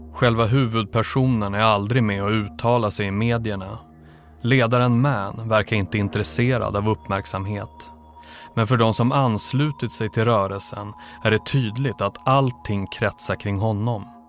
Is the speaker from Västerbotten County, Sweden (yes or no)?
yes; Umeå, Västerbotten County, Sweden; jag växte upp i Umeå